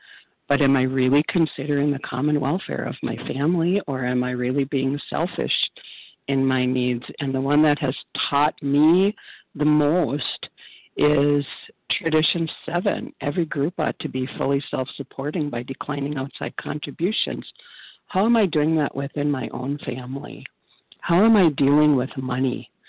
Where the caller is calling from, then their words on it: Minnesota, United States; I am a compulsive overeater in northern Minnesota.